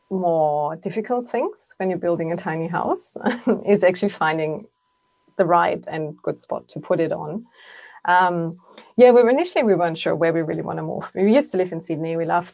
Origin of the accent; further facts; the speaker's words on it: near Munich, Bavaria, Germany; English is a second language; moved away as an adult; now in Sunshine Coast, Australia; I do have a bit of an accent, even after 14 years in Australia. Can't deny it. I'm from Germany originally, as your lovely colleague Darius. I grew up in, relatively close to Munich in Bavaria.